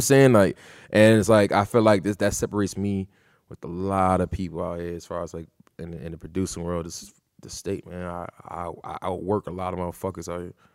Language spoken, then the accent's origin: English; New Britain, Connecticut, United States; Born and raised in New Britain.